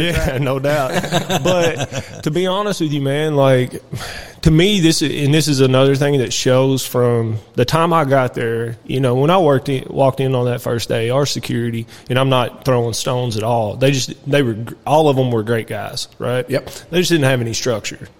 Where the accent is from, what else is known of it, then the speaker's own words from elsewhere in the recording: New Haven, Kentucky, United States; also born or lived in Lebanon, Kentucky; where I was raised at is Nelson County area, uh, New Haven, New Hope area. I was born in Lebanon, actually, where we're